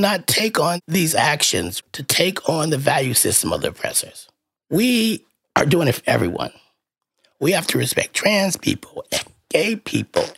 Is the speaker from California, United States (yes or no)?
yes; Berkeley, California, United States; also born or lived in Los Angeles / New York / St. Louis; I was born and raised in Berkeley